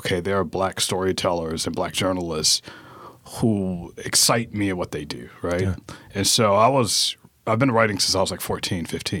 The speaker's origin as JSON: {"language": "English", "town": "Atlanta", "region": "Georgia", "country": "United States", "tie": "born or raised there", "also_born_or_lived": "Pittsburgh", "moved": "yes", "lives_now": "Baltimore, United States", "said": "grew up in Atlanta. And I mean, obviously, when people say Atlanta, it's like the whole metro, right? So I grew up in what is DeKalb County, very middle-class black area."}